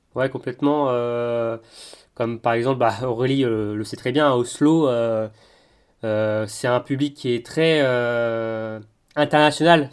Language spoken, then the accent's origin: French; France; en tant que Français